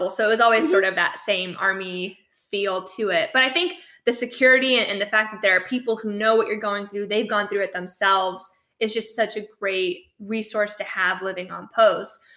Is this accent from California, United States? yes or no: no; New Mexico, United States; we grew up in New Mexico and, and we lived there for oh god, like seven or eight years, and it was the longest place we'd ever stayed in a state.